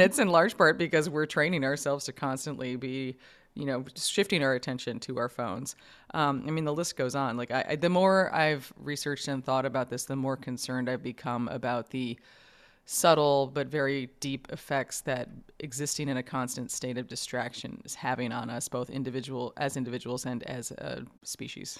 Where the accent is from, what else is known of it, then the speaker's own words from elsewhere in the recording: New York, United States; I grew up in New York